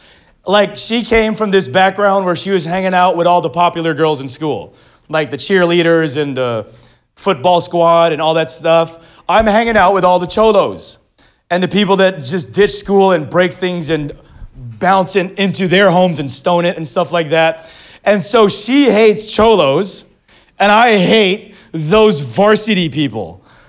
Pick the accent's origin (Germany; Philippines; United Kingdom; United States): Philippines; now in Manila, Philippines; No, I'm Filipino. You're Mexican. And I'm like, people in the Philippines still think I'm Mexican.